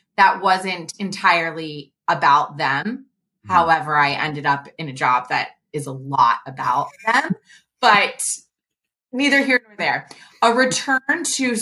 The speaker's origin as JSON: {"language": "English", "town": "Cincinnati", "region": "Ohio", "country": "United States", "tie": "born or raised there", "also_born_or_lived": "Chicago / Baltimore / Dallas", "moved": "as an adult", "lives_now": "Hinsdale, United States", "said": "I grew up in Ohio, so I'm originally from Cincinnati"}